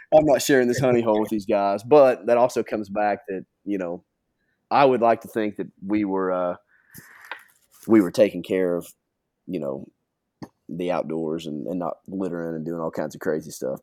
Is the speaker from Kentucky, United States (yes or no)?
yes; Kentucky, United States; growing up in Kentucky, you know, I, I did a lot of my fishing either in the Ohio River